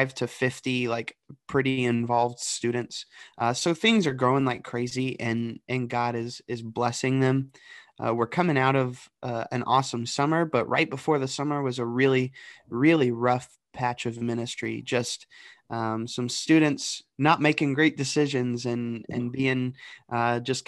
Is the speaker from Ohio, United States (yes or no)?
yes; the Dayton, Cincinnati region, Southwest Ohio, United States; moved away as an adult; also born or lived in Johnson University; now in Delaware, United States; I grew up in Southwest Ohio, the Dayton, Cincinnati region.